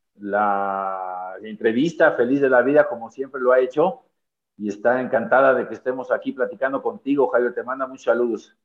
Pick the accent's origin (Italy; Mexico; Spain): Mexico; Mexico City; nosotros crecimos aquí en la colonia Nápoles